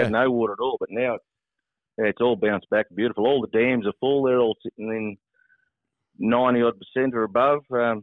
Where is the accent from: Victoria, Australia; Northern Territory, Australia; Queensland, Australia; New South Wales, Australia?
New South Wales, Australia; Nyngan; I grew up on the Bogan River out at Ningen, right on the water.